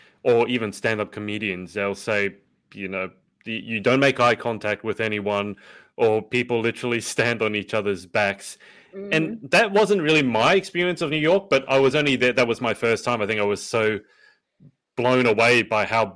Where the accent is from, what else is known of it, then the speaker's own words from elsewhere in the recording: Sydney, New South Wales, Australia; I come from Sydney